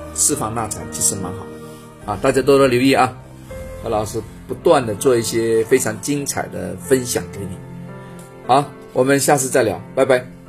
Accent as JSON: {"language": "Chinese", "country": "China", "said": "我们中国人一辈子花了很多心思去弄的"}